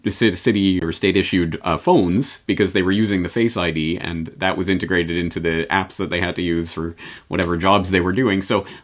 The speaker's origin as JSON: {"language": "English", "country": "Canada", "lives_now": "Japan", "said": "Well, I come at this as a Canadian in Japan who has never lived or grown up in an environment that at least gave lip service to the idea of freedom from government and privacy and all of that."}